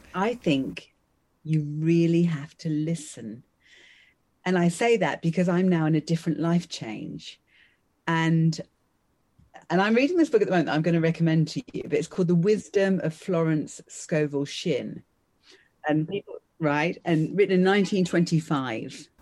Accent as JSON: {"language": "English", "area": "Essex", "region": "East of England", "country": "United Kingdom", "tie": "born or raised there", "also_born_or_lived": "London", "said": "So I was born in London, and then I grew up in, in Essex"}